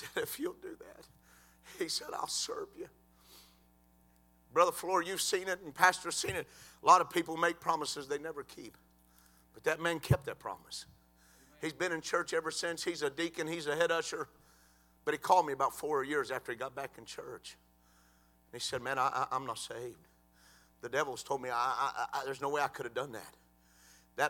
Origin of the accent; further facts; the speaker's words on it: Cleveland, United States; we grew up together in Cleveland